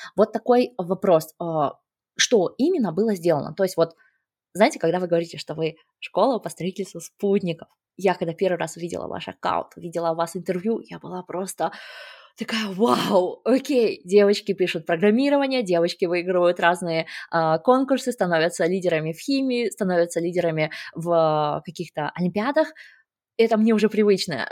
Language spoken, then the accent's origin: Russian; Kazakhstan; я сама родом из Казахстана